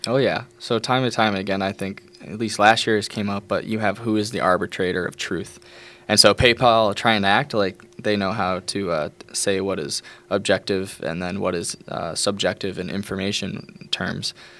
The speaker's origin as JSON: {"language": "English", "region": "New York", "country": "United States", "said": "I'm from New York"}